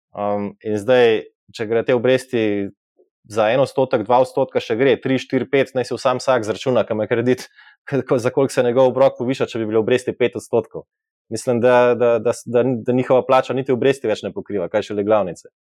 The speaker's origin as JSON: {"language": "Slovenian", "country": "Slovenia", "said": "kot Slovenci"}